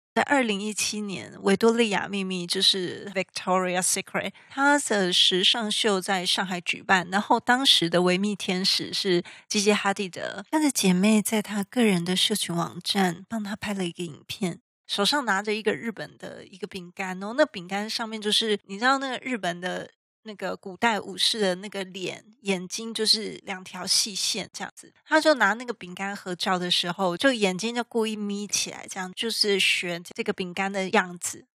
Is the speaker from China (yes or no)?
no; Taiwan; 我们台湾人